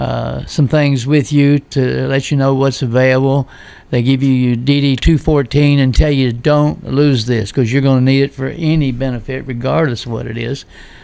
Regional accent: Virginia, United States; moved away as an adult; also born or lived in Hawaii; now in Tennessee, United States; I'm from Virginia originally

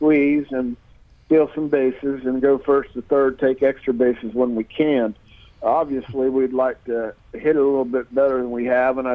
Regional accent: Pittsburgh, Pennsylvania, United States; moved away; I'm from Pittsburgh

